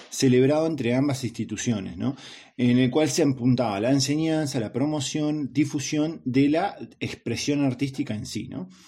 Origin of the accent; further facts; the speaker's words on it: Córdoba, Argentina; Yo soy un cordobés, yo soy un cordobés de, las altas serranías cordobesas.